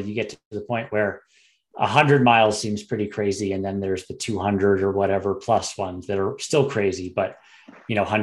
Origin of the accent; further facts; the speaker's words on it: Vermont, United States; also born or lived in Virginia; now in Colorado, United States; So I'm from Vermont originally. So one of the many East Coasters that have moved out and made Colorado their home.